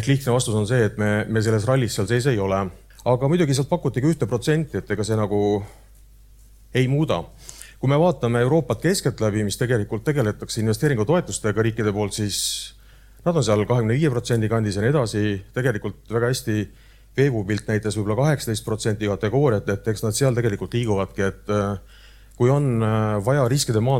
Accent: Ida-Viru County, Estonia; no siis lähed veel sinna, ütled, ma olen ka Ida-Virumaalt, eks ju, siis vaadatakse, okei okay,, intressid natuke kõrgemad, riskimarginaalid kõrgemad.

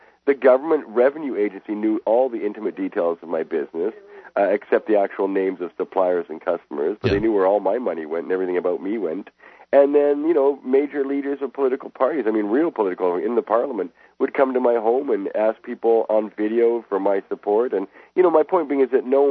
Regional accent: Canada; I'm a Canadian. I've never been to the United States in all this time.

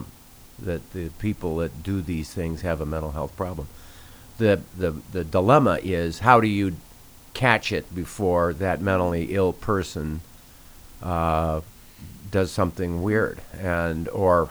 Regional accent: South Dakota, United States; a guy growing up in South Dakota

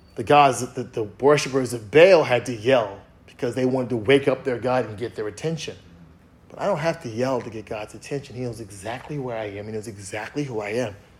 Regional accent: East Coast, United States; I'm from the East Coast

